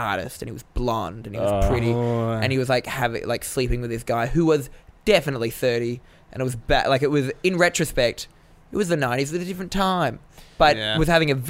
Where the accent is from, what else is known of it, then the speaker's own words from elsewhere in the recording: Australia; I grew up in Australia